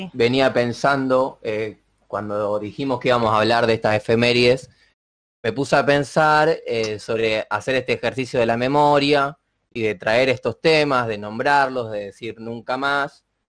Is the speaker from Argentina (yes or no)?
yes; Argentina; como argentino